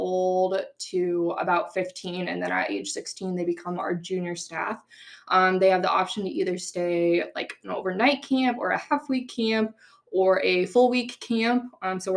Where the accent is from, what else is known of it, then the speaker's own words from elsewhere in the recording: Grimes, Iowa, United States; also born or lived in Cedar Falls, Iowa; now in Indianola, United States; I grew up in Grimes, Iowa, so pretty close to Des Moines.